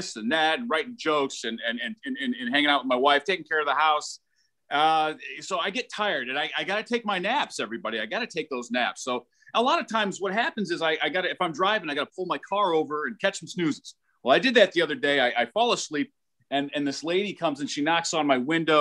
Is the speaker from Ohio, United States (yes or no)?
yes; Toledo, Ohio, United States; I'm from Toledo, the glass city